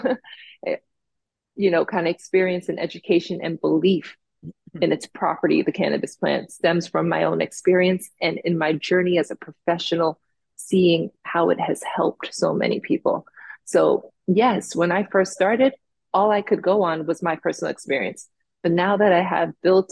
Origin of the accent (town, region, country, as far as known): Jamaica; born or raised there; also born or lived in South Florida; now in Florida, United States